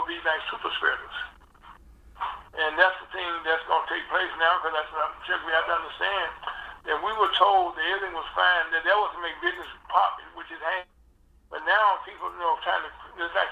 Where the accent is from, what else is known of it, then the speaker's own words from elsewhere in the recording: Vicksburg, Mississippi, United States; moved away; I grew up in Vicksburg, you know, small but number two city at that time